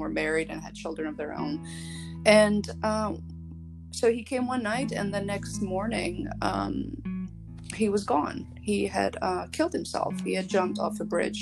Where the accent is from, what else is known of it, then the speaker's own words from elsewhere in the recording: Shkodër, Shkodër County, Albania; now in United States; I was born in Albania, Shkodër, Albania, and I've been living in the United States since 1992